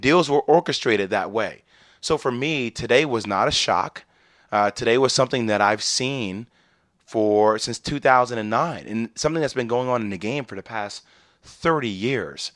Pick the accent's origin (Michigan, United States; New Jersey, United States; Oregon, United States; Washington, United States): New Jersey, United States; I'm from New Jersey.